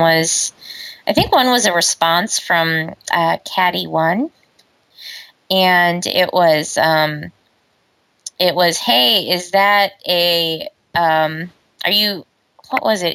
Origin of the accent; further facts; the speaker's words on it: Omaha, Nebraska, United States; moved away; where I grew up, that wasn't like a huge thing, you know. Right. I mean, in Omaha